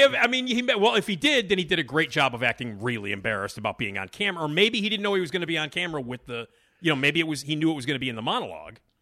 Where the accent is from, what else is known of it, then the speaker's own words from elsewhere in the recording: Chicago, Illinois, United States; I'm from Chicago